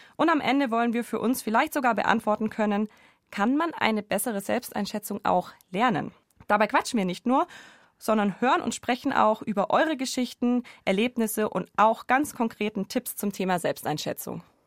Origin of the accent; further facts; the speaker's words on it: Allgäu, Bavaria, Germany; Ich bin im Allgäu aufgewachsen